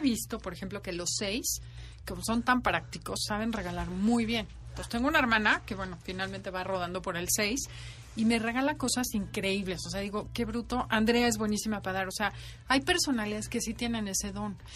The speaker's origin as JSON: {"language": "Spanish", "country": "Mexico", "said": "Soy feliz siendo mexicana, soy feliz de vivir aquí"}